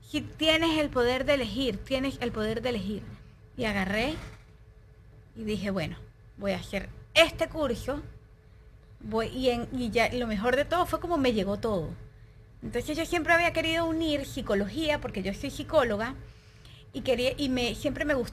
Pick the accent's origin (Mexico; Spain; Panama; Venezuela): Venezuela; moved away; yo me vine de Venezuela hace tres años y el primer año de mi vida yo no sabía, pero yo estaba viviendo un luto.